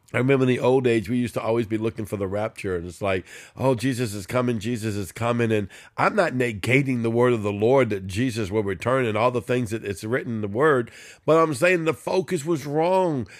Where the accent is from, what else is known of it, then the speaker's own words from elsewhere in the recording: New Orleans, Louisiana, United States; I'm a Cajun from New Orleans